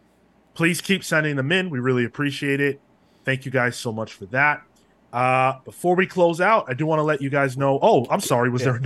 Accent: Ireland; I'm Irish, too. So I'm interested.

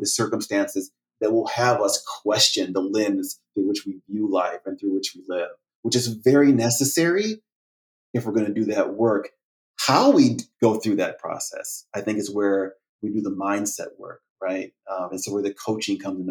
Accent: United States; also born or lived in France; I'd unequivocally been called an American, uncouched by African American, Black American.

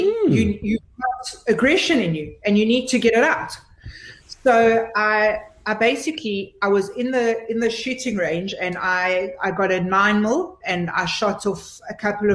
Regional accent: Pretoria, Gauteng, South Africa; in Pretoria. You know, you don't get much more South African than that. I mean, listen to the way I talk.

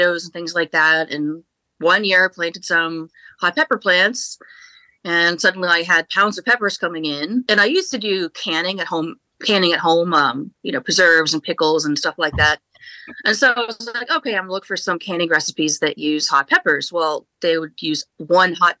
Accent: Indiana, United States; moved away as an adult; now in Raleigh, United States; I grew up in Indiana, very, very rural area where it's meat and potatoes and black pepper is too spicy.

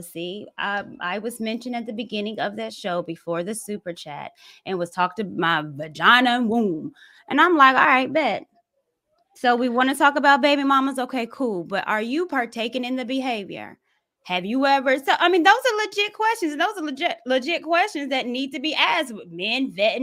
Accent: the South, United States; I'm from the South, grew up with brothers.

